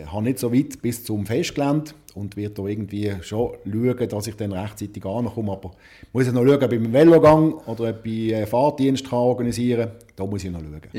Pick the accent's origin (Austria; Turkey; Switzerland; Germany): Switzerland; Zurich; Also als Zürcher sicher, äh, wie du gesagt hast